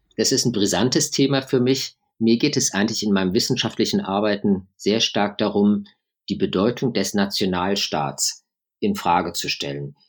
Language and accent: German; Germany; moved away as an adult; now in London, United Kingdom; Ich bin in, in Deutschland aufgewachsen, habe aber einen großen Teil meines Lebens eben im Ausland verbracht. Ich habe Deutschland neunzehnhundertneunzig verlassen